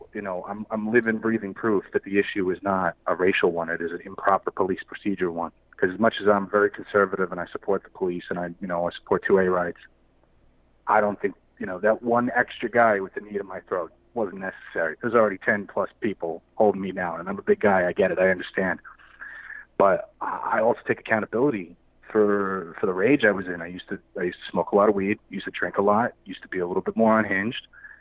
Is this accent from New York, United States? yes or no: yes; New York City, New York, United States; moved away as an adult; now in North Carolina, United States; I grew up in Bed-Stuy, Brooklyn. I moved out of there a few years ago